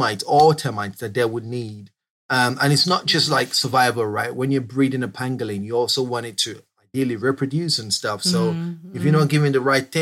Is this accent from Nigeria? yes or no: yes; Southeast Nigeria, Nigeria; moved away as an adult; now in United Kingdom; I grew up in Southeast Nigeria and I only moved to the UK a couple of years ago.